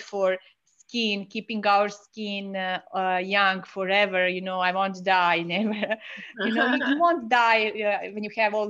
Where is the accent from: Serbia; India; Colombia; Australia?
Serbia; … is an old Slavic name because I'm from Serbia